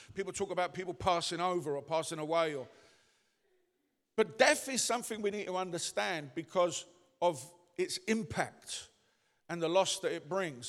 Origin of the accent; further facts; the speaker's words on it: London, United Kingdom; moved away; I come from the East End.